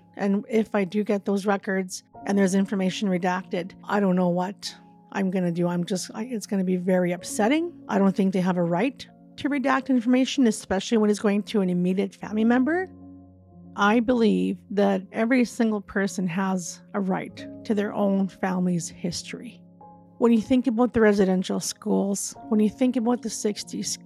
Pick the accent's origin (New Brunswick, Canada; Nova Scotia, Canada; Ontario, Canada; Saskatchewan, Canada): Saskatchewan, Canada; Pelican Narrows; originally from Northern Saskatchewan in Pelican Narrows, part of the Peter Ballantyne Cree Nation.